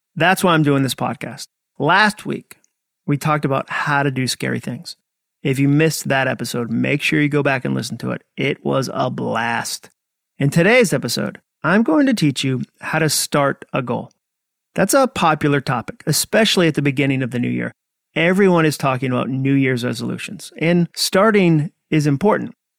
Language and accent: English; Massachusetts, United States; I grew up in Massachusetts